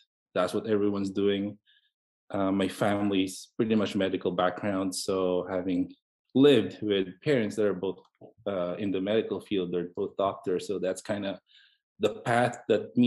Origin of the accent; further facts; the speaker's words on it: Philippines; moved away as an adult; now in United States; basically I grew up in the Philippines. I was born and raised there throughout from birth to medical school